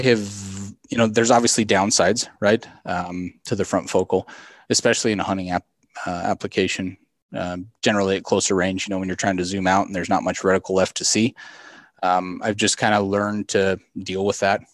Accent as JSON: {"language": "English", "region": "South Central Colorado", "country": "United States", "tie": "born or raised there", "said": "I grew up in South Central Colorado on a, on a farm and ranch down there"}